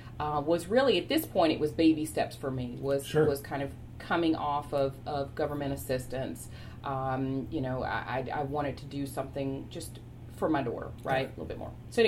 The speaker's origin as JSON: {"language": "English", "town": "Chapel Hill", "region": "North Carolina", "country": "United States", "tie": "born or raised there", "also_born_or_lived": "Raleigh, North Carolina", "said": "I grew up, was born in Raleigh, stayed in Raleigh for just a little smidge period of time, moved to Chapel Hill, was raised in Chapel Hill, north side part of Chapel Hill, which was predominantly African American."}